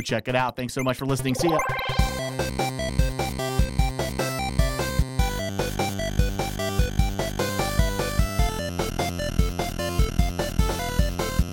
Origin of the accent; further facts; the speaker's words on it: Tampa, Florida, United States; We're from Tampa Bay.